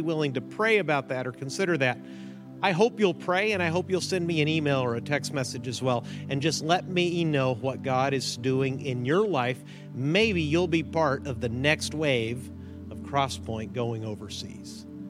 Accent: Mexico; My parents are missionaries. I grew up in Mexico, as you know.

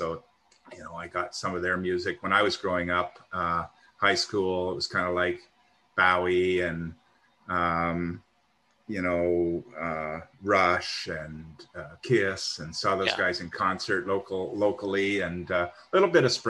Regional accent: Ontario, Canada; born and raised in Ontario, Canada, living in Ontario, Canada today.

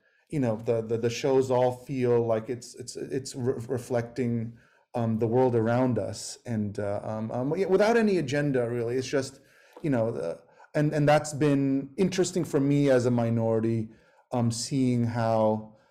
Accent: New York City, New York, United States; moved away as an adult; also born or lived in California; I grew up in New York in 80s, 90s

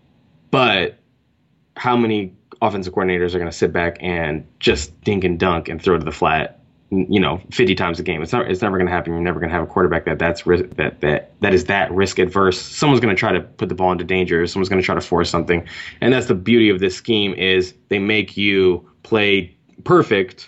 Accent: California, United States; moved away as an adult; also born or lived in New York; I'm from California originally

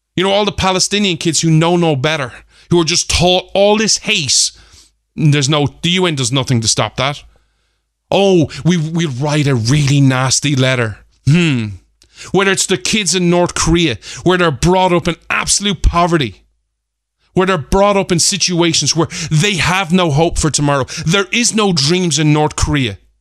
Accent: Ireland; me as an Irishman

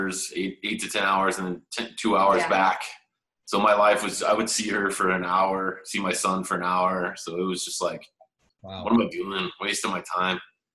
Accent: San Jose, California, United States; now in Waco, United States; we're from San Jose, California

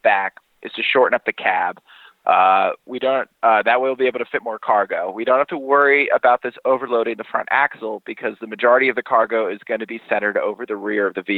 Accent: United States; moved away as an adult; now in England, United Kingdom; I'm American

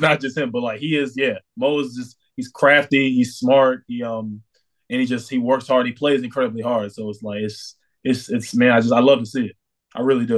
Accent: New York, United States; moved away as an adult; now in Orlando, United States; I'm from New York

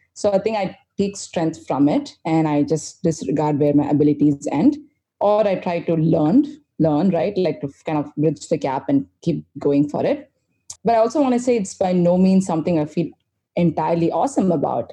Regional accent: India; I'm this Indian chick

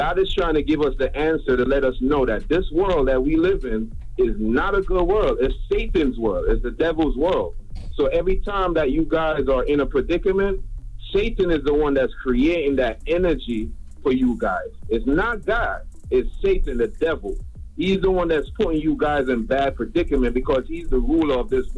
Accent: Jamaica; Like, because I grew up in Jamaica, right? And I grew up watching Kobe a lot.

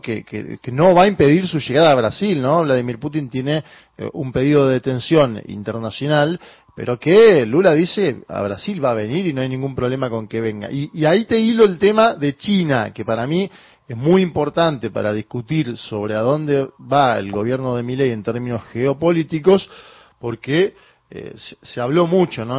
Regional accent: Argentina; nuestro país

